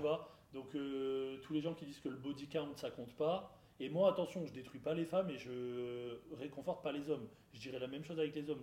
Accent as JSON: {"language": "French", "country": "France", "said": "je parle vraiment chez nous en France."}